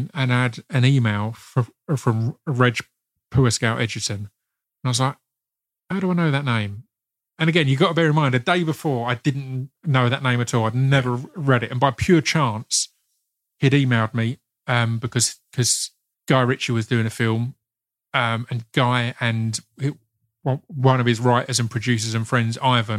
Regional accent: Essex, East of England, United Kingdom; I'm Essex. I'm family all South London, but I'm Essex.

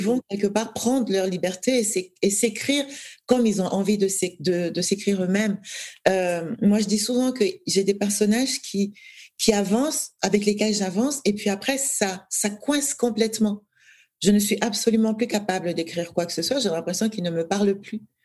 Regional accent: Douala, Littoral, Cameroon; moved away as an adult; now in France; j'ai j'ai grandi à Douala, euh, j'ai fait mes études jusqu'au bac

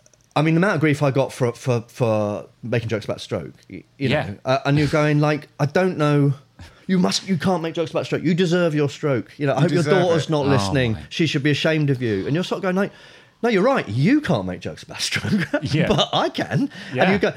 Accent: Nigeria; I'm actually Nigerian.

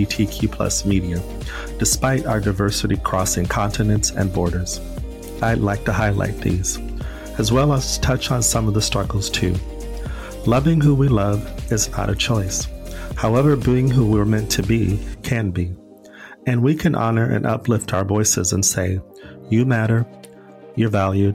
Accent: United States; moved away as an adult; now in Stockholm, Sweden; I'm an American who's been in Europe now since October 2019 as a digital nomad, mainly in Stockholm, Sweden

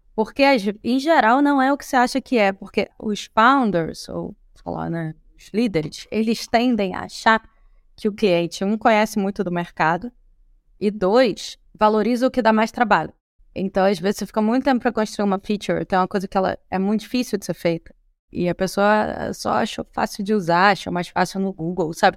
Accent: Rio de Janeiro, Brazil; nós que somos cariocas

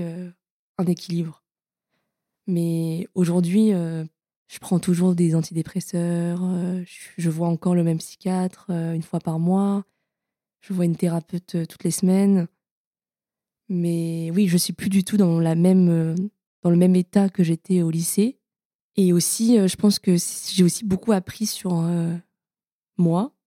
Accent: Paris, Île-de-France, France; Je suis née à Paris. On est euh, dans le centre et j'ai toujours grandi dans le centre de Paris

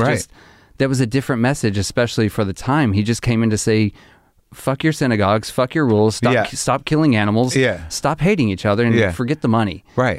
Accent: Arkansas, United States; I grew up in Arkansas.

